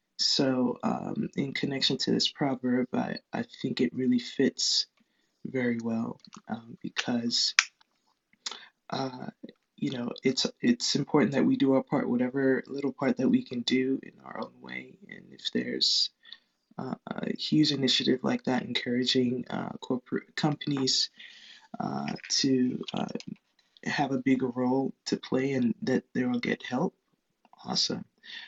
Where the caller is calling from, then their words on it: Lancaster, California, United States; Hello, hello. I'm speaking from Lancaster, California.